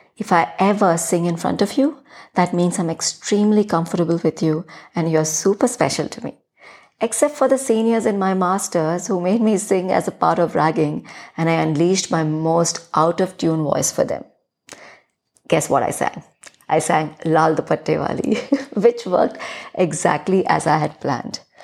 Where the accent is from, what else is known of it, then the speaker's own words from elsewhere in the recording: Chhattisgarh, India; accent: thick Hindi influenced; first language Hindi; English is a second language; this almost Chhattisgarhi girl